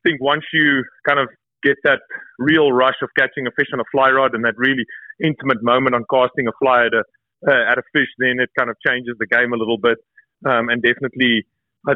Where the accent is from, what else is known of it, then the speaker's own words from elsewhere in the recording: Johannesburg, Gauteng, South Africa; moved away as an adult; also born or lived in Seychelles; born and raised in South Africa. I was born in Johannesburg